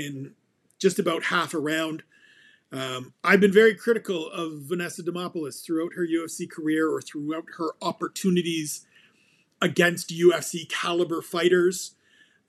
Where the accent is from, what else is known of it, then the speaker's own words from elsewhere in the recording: Ontario, Canada; I was born in the same region that Jazz DeVicious calls home